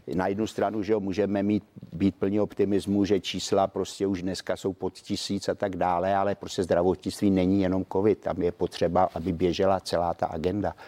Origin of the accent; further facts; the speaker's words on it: Czechia; hrdý, že jsem Čech